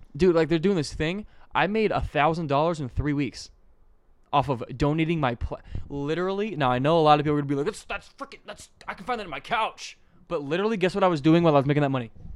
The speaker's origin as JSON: {"language": "English", "region": "Utah", "country": "United States", "tie": "born or raised there", "also_born_or_lived": "Tennessee", "said": "I lived there. I was born there, moved here when I was two, went back when I was six, came back when I was eight"}